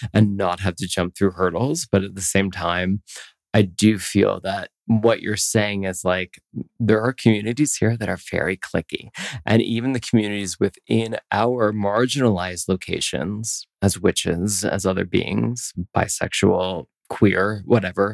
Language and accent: English; Philadelphia, Pennsylvania, United States; also born or lived in New York City; now in Denver, United States; I grew up in Pennsylvania. I grew up in Philadelphia